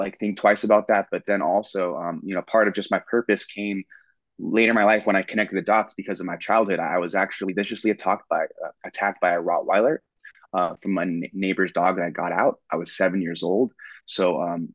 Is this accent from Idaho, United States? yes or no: no; Southern California, United States; I grew up in Southern California